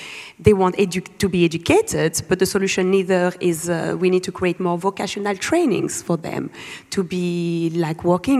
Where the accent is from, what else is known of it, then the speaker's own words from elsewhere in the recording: Lubumbashi, Haut-Katanga, DR Congo; moved away; I was born in Lubumbashi, one of the richest provinces in the world in terms of mining.